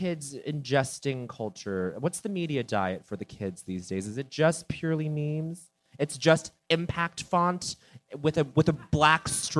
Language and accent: English; Denver, Colorado, United States; Like I'm from Denver.